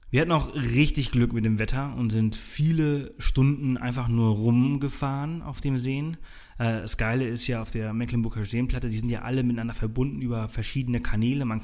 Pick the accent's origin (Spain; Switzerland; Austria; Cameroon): Spain; Balearic Islands; Ich komme aus Mallorca. Ich, ich liebe die Wellen. Auf Mallorca haben wir sie zwar nicht